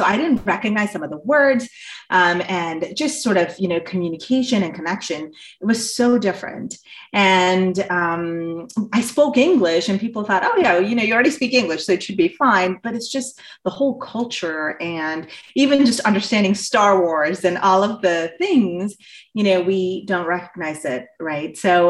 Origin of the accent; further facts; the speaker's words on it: India; moved away as an adult; also born or lived in Southeast Asia; I grew up in Southeast Asia and I came here, at the start of my undergrad. And, I grew up in Southeast Asia. I'm originally from India.